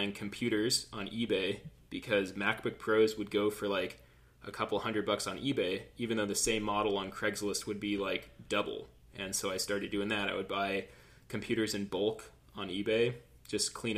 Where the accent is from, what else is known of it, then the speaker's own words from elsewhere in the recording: Southern California, United States; born and raised in Southern California